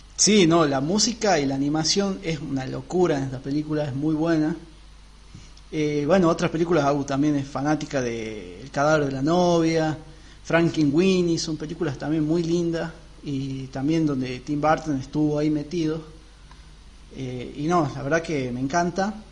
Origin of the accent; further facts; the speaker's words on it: northern Argentina, Argentina; para los que somos del norte